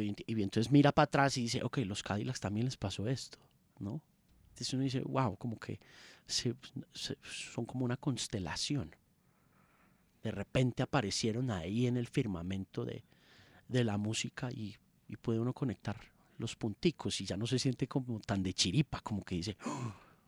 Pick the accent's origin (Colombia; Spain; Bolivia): Colombia; also born or lived in Manizales; no soy bogotano, pero soy colombiano